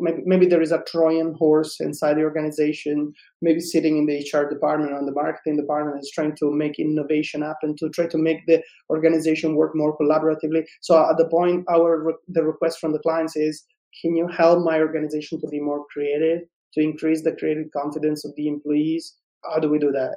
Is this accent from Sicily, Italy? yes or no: yes; Sicily, Italy; I'm from Sicily